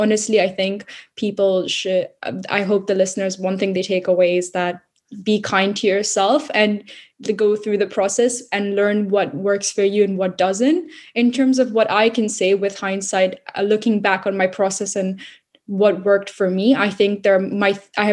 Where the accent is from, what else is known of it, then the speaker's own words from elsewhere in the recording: Singapore; moved away as an adult; also born or lived in India; now in London, United Kingdom; I'm Indian Singaporean, born in India, grew up mostly in Singapore.